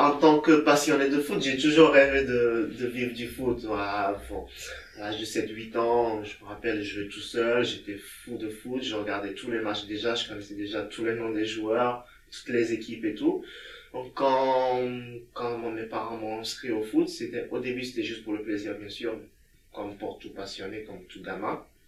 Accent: Togo; also born or lived in France / Bulgaria / Lithuania; now in Vilnius, Lithuania; j'ai quitté le Togo pour venir en France

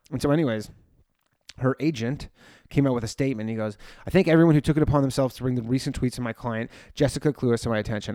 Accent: Canada; now in New York, United States; I grew up in Canada. I live in New York.

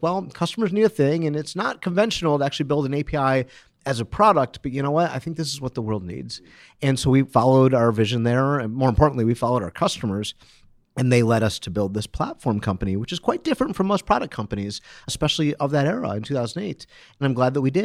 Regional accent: Detroit, Michigan, United States; I'm from Detroit

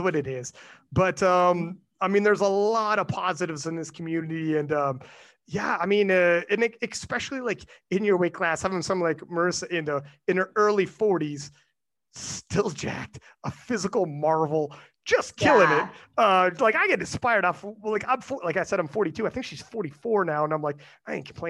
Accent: Canada; I'm from Canada

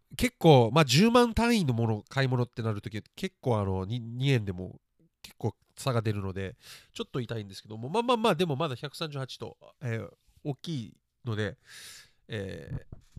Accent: Japan; 日本で育って

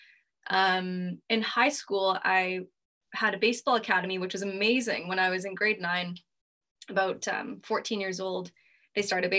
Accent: near Vancouver, British Columbia, Canada; moved away as an adult; now in Aberdeen, United Kingdom; I'm from close enough to Vancouver in Canada. Played baseball all my life there

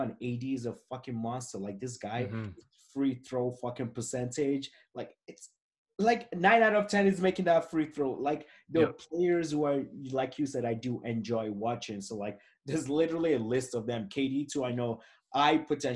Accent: Toronto, Ontario, Canada; I'm from Toronto, I'm Canadian

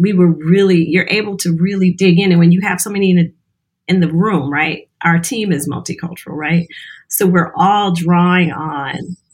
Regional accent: Louisiana, United States; now in Detroit, United States; I'm originally from Louisiana. I'm here in Detroit, but originally from Louisiana

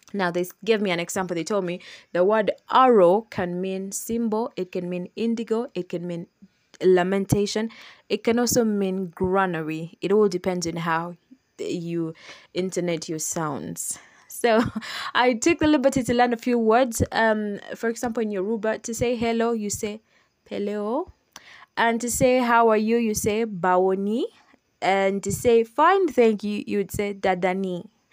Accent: Uganda; I grew up in Uganda. I live in Uganda. I am Ugandan

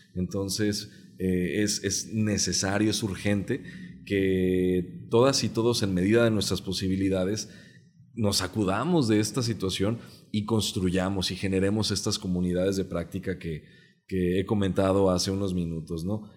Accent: Jalisco, Mexico; first language Mexican Sign Language; Spanish is a second language; de la comunidad sorda del estado de Jalisco crecí en el seno de una familia de activistas

